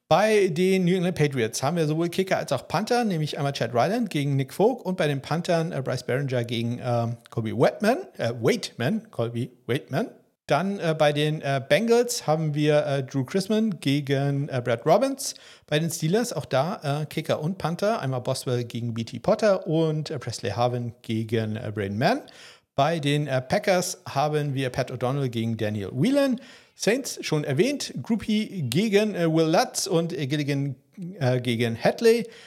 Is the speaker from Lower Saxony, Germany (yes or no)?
no; places near Kiel, Schleswig-Holstein, Germany; Ortschaften hier in der Nähe, inklusive den Orten quasi, wo ich aufgewachsen bin